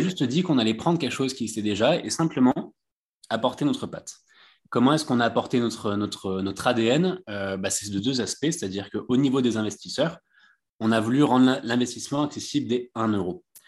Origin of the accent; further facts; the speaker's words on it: Bouches-du-Rhône, Provence-Alpes-Côte d'Azur, France; moi, je suis originaire du, du sud de la France, des Bouches-du-Rhône